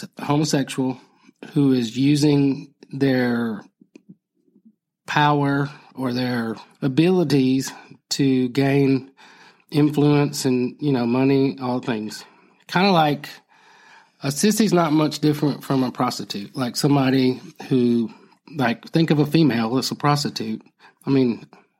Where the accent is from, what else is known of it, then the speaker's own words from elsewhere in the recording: Phenix City, Alabama, United States; I grew up in Phoenix City